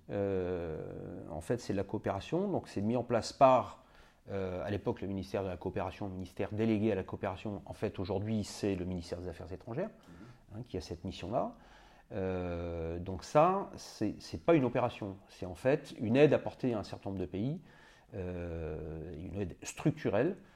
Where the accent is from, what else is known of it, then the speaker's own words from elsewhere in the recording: Madagascar; moved away; also born or lived in Senegal; moi, j'étais né en Afrique, j'avais vécu en Afrique, j'étais à Madagascar quand j'étais enfant, je suis né au Sénégal.